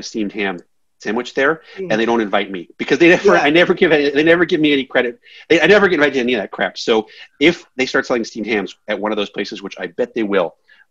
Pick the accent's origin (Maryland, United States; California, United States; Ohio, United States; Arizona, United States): Maryland, United States; I'm from Maryland